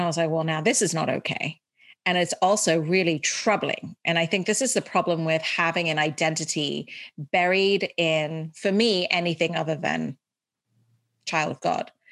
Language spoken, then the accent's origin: English; Dubai, United Arab Emirates; moved away as an adult; also born or lived in India / Chicago / California; now in United States; So I grew up in Dubai, went to an English school, which is why I have this accent, but I am Indian 100%